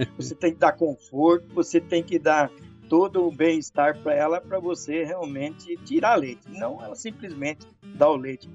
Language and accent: Portuguese; Rondon, Paraná, Brazil; moved away; also born or lived in Curitiba; eu venho lá do norte do Paraná, eu venho de uma cidadezinha chamada Rondon